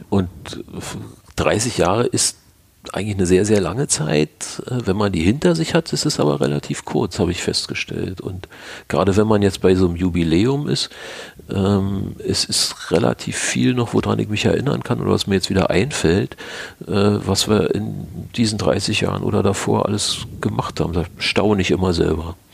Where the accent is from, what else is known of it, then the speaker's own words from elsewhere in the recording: Berlin, Germany; wir kommen ja nur alle aus dem Bezirk Pankow, wo Weißensee dazugehört